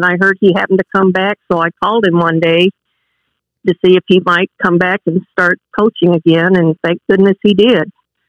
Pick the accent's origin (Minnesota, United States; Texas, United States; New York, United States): Texas, United States; El Paso; born or raised there; also born or lived in McComb, Mississippi / Kentwood, Louisiana